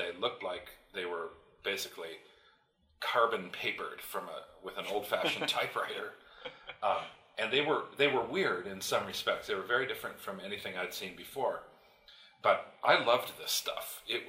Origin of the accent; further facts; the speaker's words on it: India; moved away as an adult; that's why I and my brother and sister were all born and raised in India. So we went through through grade school and high school in India, and then came back to the United States to go to college or university.